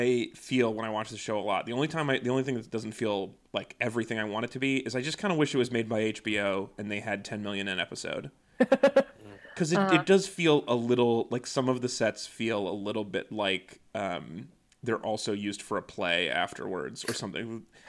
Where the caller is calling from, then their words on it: Mississauga, Ontario, Canada; I forgot to mention this at the beginning, but I'm recording today from Mississauga, Ontario. So I've been watching a lot of Canadian TV.